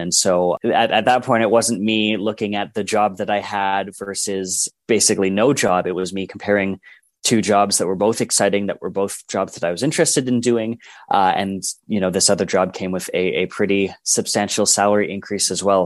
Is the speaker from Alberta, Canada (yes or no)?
yes; Edmonton, Alberta, Canada; I am from Edmonton, Alberta.